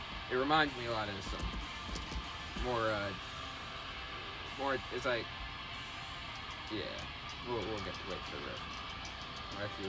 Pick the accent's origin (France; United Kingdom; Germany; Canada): Germany; We're both from Germany, so.